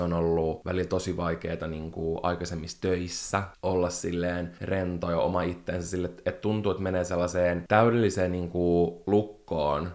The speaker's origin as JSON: {"language": "Finnish", "town": "Espoo", "region": "Uusimaa", "country": "Finland", "tie": "born or raised there", "also_born_or_lived": "Helsinki", "said": "me muutettiin Espooseen Helsingistä"}